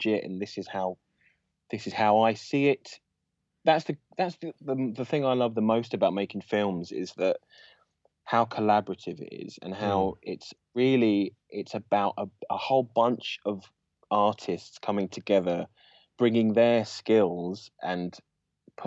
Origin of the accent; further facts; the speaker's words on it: London, United Kingdom; I'm from London